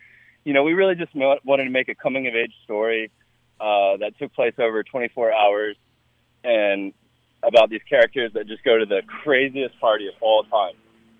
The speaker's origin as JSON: {"language": "English", "region": "North Carolina", "country": "United States", "said": "So I'm from North Carolina originally, so every spring break you go to Myrtle Beach, and that's how you roll."}